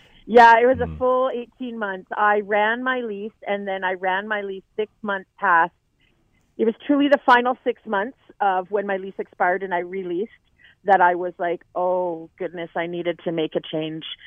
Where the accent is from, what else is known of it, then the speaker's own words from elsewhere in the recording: Lower Mainland, British Columbia, Canada; also born or lived in Cranbrook; now in Vancouver, Canada; I'm from the Lower Mainland